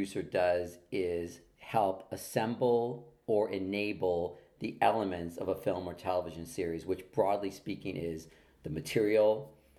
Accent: Los Angeles, California, United States; I grew up here in Los Angeles. I grew up in Hollywood, in the Hollywood Hills, and then in Beverly Hills.

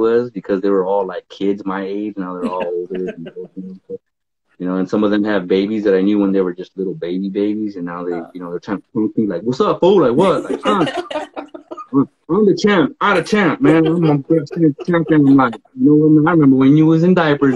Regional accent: Fresno, California, United States; moved away as an adult; also born or lived in Hawaii; growing up where I grew up in Fresno, where nothing comes from.

